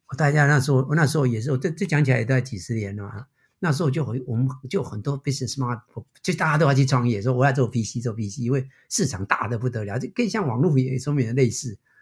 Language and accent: Chinese; Taiwan; moved away as an adult; now in United States; 我虽然是台湾出生， 但是我的整个career其实都在美国